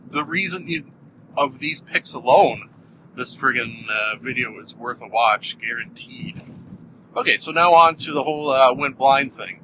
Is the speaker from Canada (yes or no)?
yes; Canada; I'm Canadian